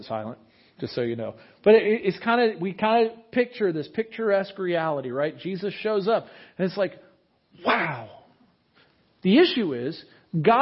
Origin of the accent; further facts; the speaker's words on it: United States; as American Christians. just plain as Americans